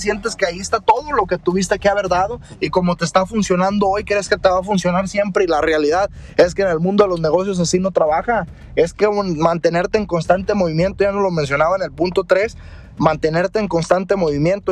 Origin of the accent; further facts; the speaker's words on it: Mexico; uno como mexicano